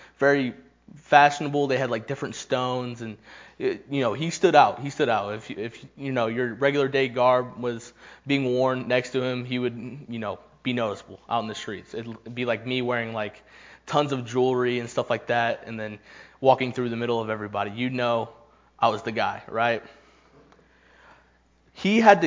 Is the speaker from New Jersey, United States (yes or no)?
no; Knoxville, Tennessee, United States; I am from Knoxville